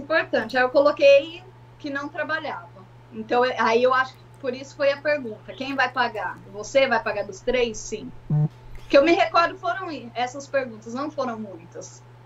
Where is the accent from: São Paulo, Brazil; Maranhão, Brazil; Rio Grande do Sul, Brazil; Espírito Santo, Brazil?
São Paulo, Brazil; Guarulhos; moved away as an adult; also born or lived in Ribeirão Preto, Brazil; now in Philadelphia, United States; Eu morava em Guarulhos, São Paulo, e meu esposo também. Eu nasci em Ribeirão Preto, interior de São Paulo